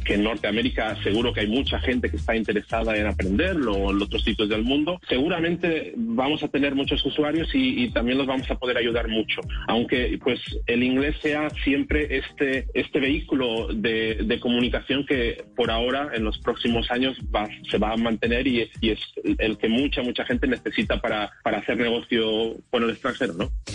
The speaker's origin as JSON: {"language": "Spanish", "country": "Spain", "moved": "yes", "said": "yo vengo de España. Tenemos un background de idioma en que el inglés nunca ha sido nuestro idioma principal"}